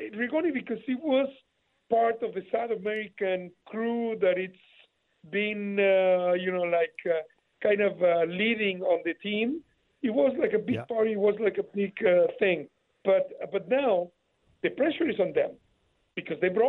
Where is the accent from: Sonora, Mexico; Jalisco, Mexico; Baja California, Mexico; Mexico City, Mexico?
Mexico City, Mexico; I'm from Mexico City